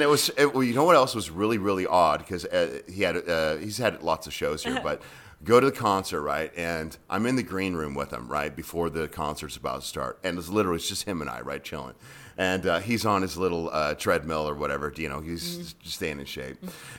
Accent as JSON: {"language": "English", "region": "California", "country": "United States", "lives_now": "Las Vegas, United States", "said": "I went to UNLV. Discovered something called gambling, and I got sent back to California. and then I moved here permanently from California in 2003 to make this my full-time home."}